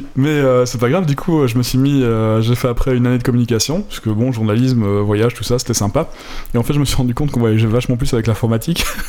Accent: Belgium; moved away; quand on vient de Belgique

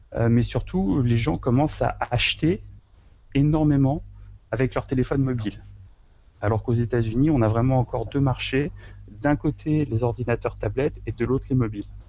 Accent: France; now in Japan; moi, en tant que Français

